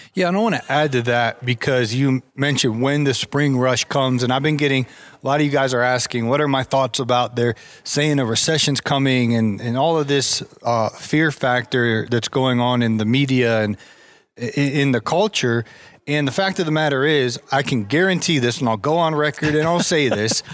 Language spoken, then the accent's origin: English; Ohio, United States; I grew up in Ohio